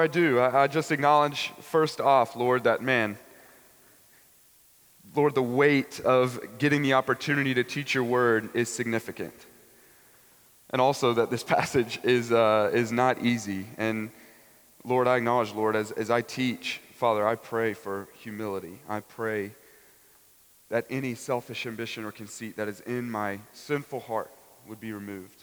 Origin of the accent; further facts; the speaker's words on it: Nashville, Tennessee, United States; also born or lived in Dallas, Texas; I'm from Nashville, Tennessee, the 615, and so I moved and transferred to a school near home